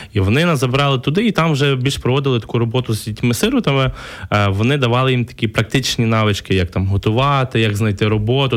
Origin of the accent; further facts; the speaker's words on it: Lviv Oblast, Ukraine; moved away as an adult; also born or lived in Kyiv, Ukraine; Я, я сам з Львівщини е, переїхав в Київ навчатися в 2009 році. Е, такий з маленького села, затурканий хлопчик